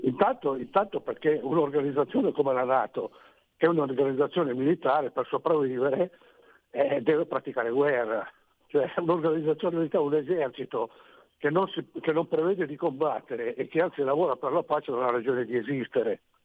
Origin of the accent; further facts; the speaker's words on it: Romagnano Sesia, Piedmont, Italy; Io sono di Romagnano Siesia